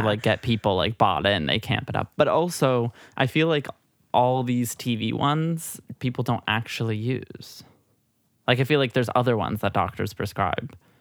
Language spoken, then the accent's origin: English; Midwest, United States; also born or lived in New Hampshire; now in New York, United States; a little Midwest gal. I was born I was born in New Hampshire, though Southern New Hampshire, not far from Boston